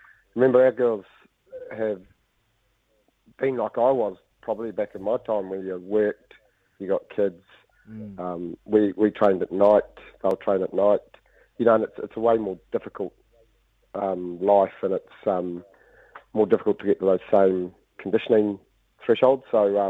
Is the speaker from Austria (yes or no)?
no; Italy; I grew up coaching and in Italy, so you're bound to be slightly different, aren't you?